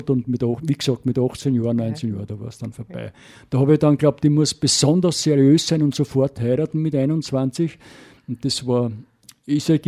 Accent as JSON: {"language": "German", "region": "Styria", "country": "Austria", "tie": "born or raised there", "said": "Weil bis {S1} sieben Jahre bin ich ja in der Oststeiermark aufgewachsen, darum kenne ich auch das Landleben."}